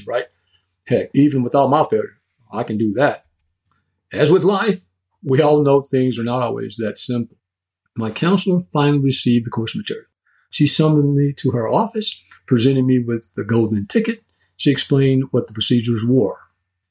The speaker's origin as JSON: {"language": "English", "region": "East rural Texas", "country": "United States", "tie": "born or raised there", "said": "I grew up in East Rural Texas"}